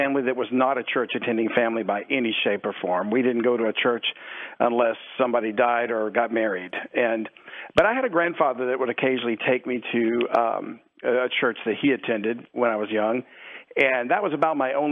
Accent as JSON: {"language": "English", "region": "South Louisiana", "country": "United States", "tie": "born or raised there", "said": "I grew up in South Louisiana"}